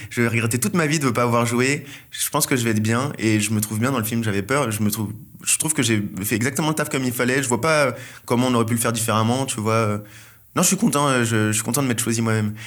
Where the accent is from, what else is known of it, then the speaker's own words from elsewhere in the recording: Seine-et-Marne, Île-de-France, France; je viens d'une ville de Seine-et-Marne qui est à mi-chemin entre le quatre-vingt-treize et, euh, la campagne. Donc, euh, j'ai vécu toute ma vie, euh, dans, dans cette